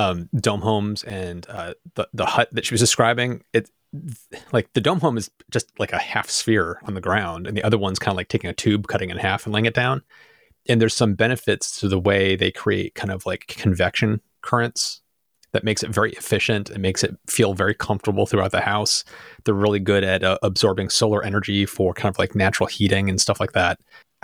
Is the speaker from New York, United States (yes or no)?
yes; Rochester, New York, United States; Sean and I grew up in outside of Rochester, New York.